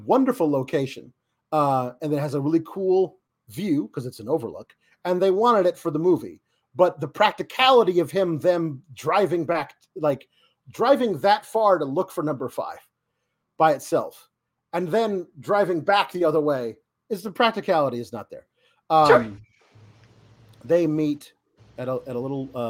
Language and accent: English; Oregon, United States; I grew up in Oregon